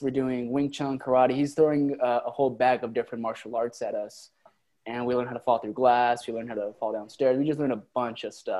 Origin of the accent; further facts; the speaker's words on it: Rancho Cucamonga, California, United States; I grew up in Rancho Cucamonga, so I don't know how you guys are familiar with California, but it's a much more conservative area of California. You know what I mean? And it's just a suburban neighborhood, so.